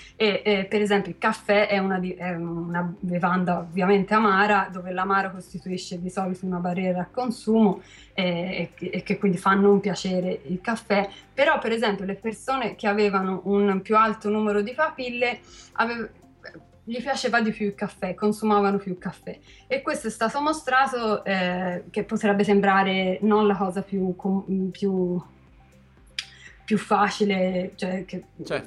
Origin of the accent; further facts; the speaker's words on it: Carmignano, Tuscany, Italy; sono, sono di Carmignano